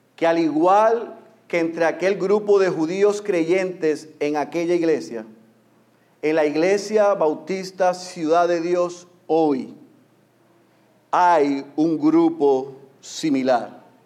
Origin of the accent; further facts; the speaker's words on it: Puerto Rico; En puertorriqueños nos encanta